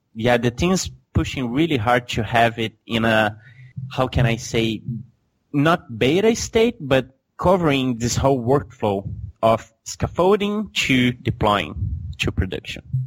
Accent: Belo Horizonte, Minas Gerais, Brazil; Belo Horizonte is my hometown

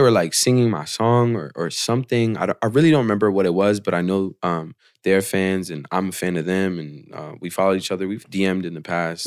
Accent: Portland, Oregon, United States; I was born and raised in Portland

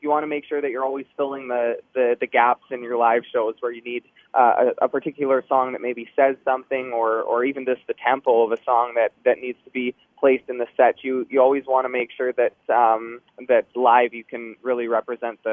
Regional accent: Shaunavon, Saskatchewan, Canada; growing up in Shaunavon, Saskatchewan, with one radio station, we grew up listening to Paul on the airwaves

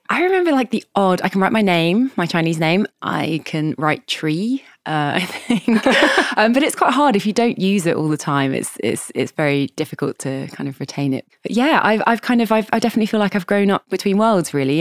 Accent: Kent, suburban London, South East England, United Kingdom; I was born in London, and I grew up in kind of suburban London in Kent, which is kind of southeast of London

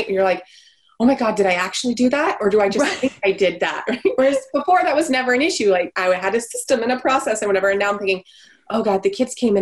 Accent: Canada; So for your listeners, I am Canadian. And so here in Ontario

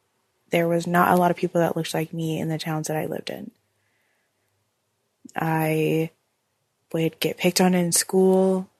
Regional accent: Oregon, United States; I'm 29 years old, and I'm from Oregon.

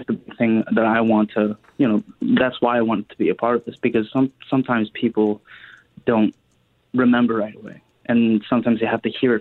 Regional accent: Steinbach, Manitoba, Canada; also born or lived in Winnipeg; I was about 9 when we moved to Steinbach from Winnipeg

